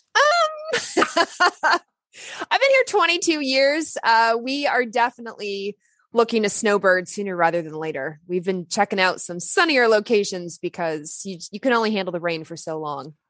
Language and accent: English; Lexington, Kentucky, United States; I grew up in Lexington, Kentucky. I'm not from there. I wasn't born there, but that's where I grew up.